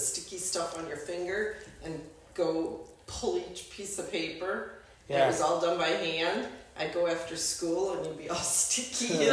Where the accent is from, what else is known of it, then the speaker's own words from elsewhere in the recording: Fond du Lac, Wisconsin, United States; now in Fountain Hills, United States; I'm from Wisconsin as well.